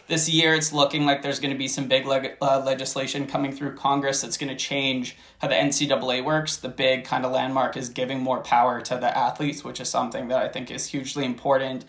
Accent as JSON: {"language": "English", "town": "Toronto", "region": "Ontario", "country": "Canada", "moved": "as an adult", "lives_now": "Windsor, Canada", "said": "I'm from Toronto, but unfortunately, uh, I'm in I'm in Windsor, Ontario, right now"}